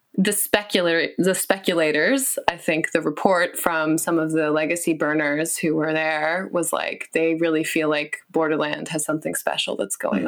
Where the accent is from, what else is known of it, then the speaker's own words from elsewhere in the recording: West Coast, United States; moved away; growing up on the West Coast